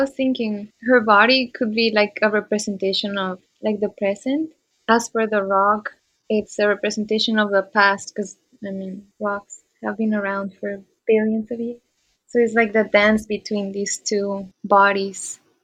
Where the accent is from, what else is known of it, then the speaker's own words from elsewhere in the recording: Monterrey, Nuevo León, Mexico; I am from Monterrey, Mexico